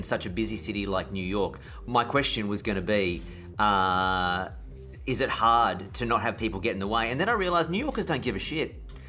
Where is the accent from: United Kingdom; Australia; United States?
Australia; as an Aussie, this is not my home.